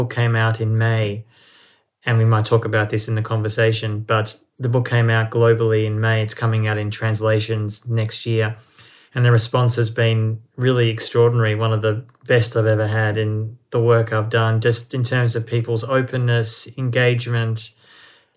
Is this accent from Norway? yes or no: no; Australia; moved away; also born or lived in Israel; I was born in Australia, but I have German heritage